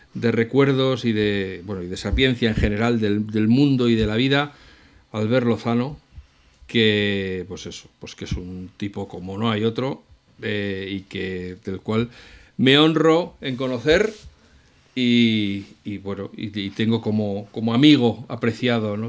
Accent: Madrid, Community of Madrid, Spain; yo soy de Madrid

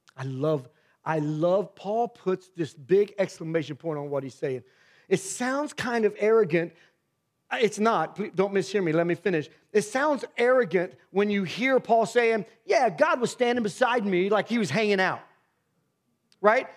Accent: Miamisburg, Ohio, United States; I grew up in Myamisburg, Ohio, in the worst part of that town

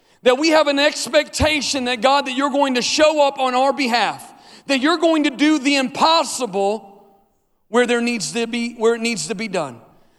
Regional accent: Tulsa, Oklahoma, United States; moved away as an adult; We came here 5 years ago, and I came from Tulsa, Oklahoma.

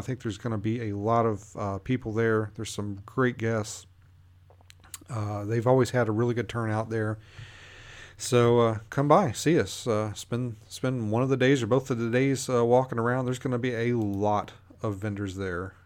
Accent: Kentucky, United States; moved away; I grew up in Kentucky

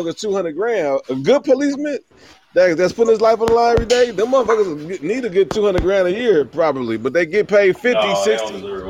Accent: Cleveland, Ohio, United States; I grew up in Cleveland, bro.

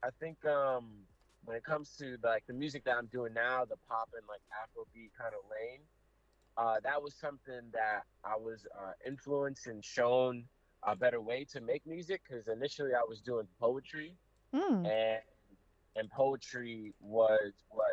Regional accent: New York City, New York, United States; growing up in the Bronx

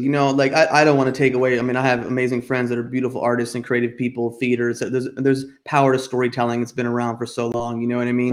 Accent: outside New York City and New Jersey, United States; moved away as an adult; also born or lived in Boston / California; I grew up outside of New York City and New Jersey

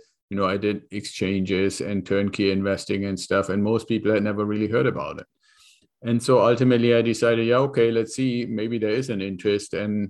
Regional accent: Germany; moved away as an adult; now in California, United States; So I came here from Germany as part of an exchange program with the Air Force.

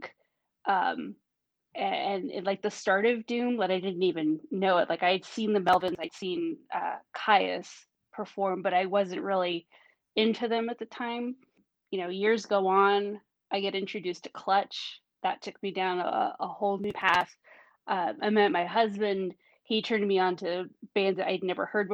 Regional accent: Northern California, United States; also born or lived in Pacific Northwest; I grew up in Northern California.

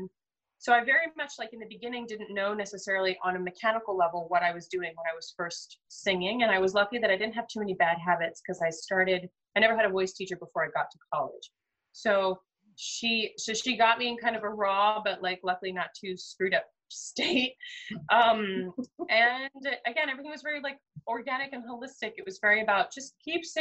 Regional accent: United States; as an American speaker

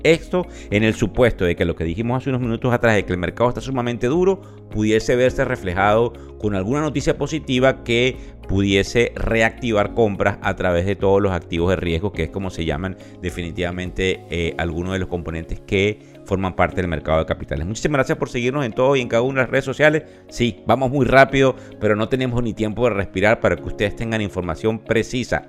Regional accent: Venezuela; como venezolano

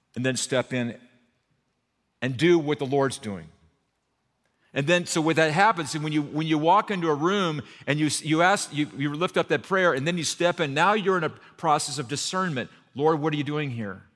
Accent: Burbank, California, United States; also born or lived in Santa Barbara; I grew up in Burbank over here

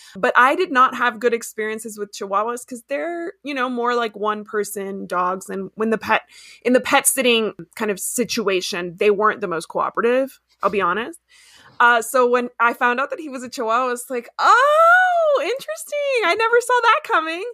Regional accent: Ecuador; moved away; also born or lived in Miami, United States / Washington DC, United States / DeRidder, Louisiana, United States / El Paso, United States; I grew up in Ecuador

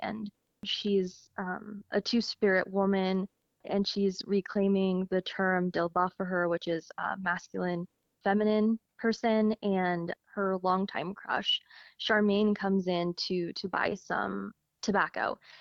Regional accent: Logan, Utah, United States; growing up in Logan

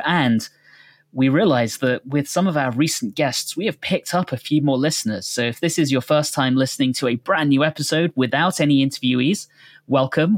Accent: United Kingdom; now in United States; growing up in the U K

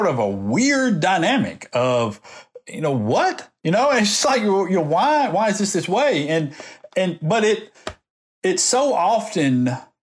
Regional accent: Decatur, Alabama, United States; moved away as an adult; now in Montgomery, United States; I come from Decatur, Alabama

